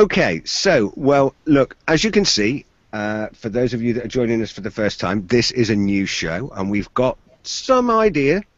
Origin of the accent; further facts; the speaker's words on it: Exeter, South West England, United Kingdom; I'm from Exeter in the southwest of the UK